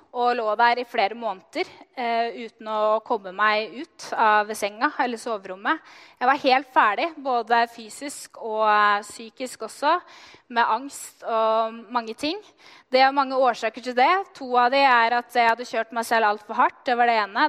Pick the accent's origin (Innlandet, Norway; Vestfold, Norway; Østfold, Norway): Innlandet, Norway; Løten; Jeg er oppvokst i Løten